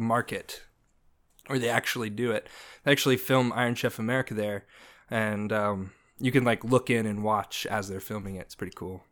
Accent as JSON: {"language": "English", "region": "Indiana", "country": "United States", "tie": "born or raised there", "moved": "yes", "said": "I grew up in Indiana, so not New York"}